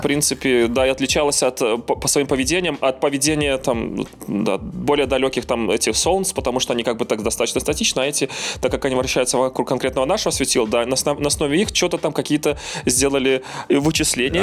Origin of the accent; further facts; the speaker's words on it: Belarus; now in Lviv, Ukraine; Я из Львова, но я белорус, и сердцем я с Беларусью